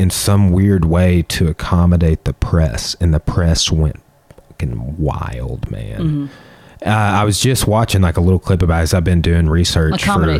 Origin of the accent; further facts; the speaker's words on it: Arkansas, United States; we're from Arkansas.